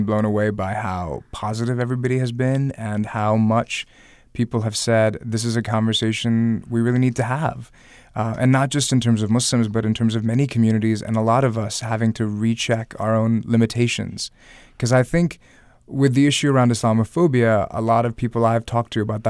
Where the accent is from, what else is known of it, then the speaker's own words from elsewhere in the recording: the South, United States; I'm here in Virginia, where I'm a Southerner as well.